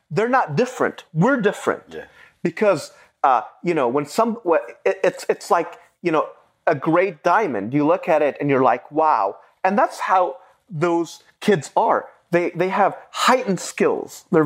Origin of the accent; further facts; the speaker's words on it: Beirut, Beirut Governorate, Lebanon; first language Arabic; English is a second language; moved away; also born or lived in United States; I was born in 1974 in Beirut, Lebanon. I was raised by my grandmother.